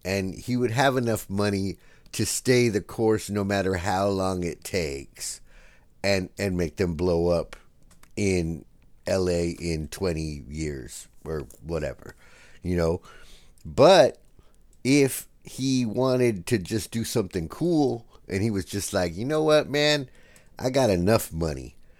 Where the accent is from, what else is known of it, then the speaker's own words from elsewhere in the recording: San Diego, California, United States; we're from San Diego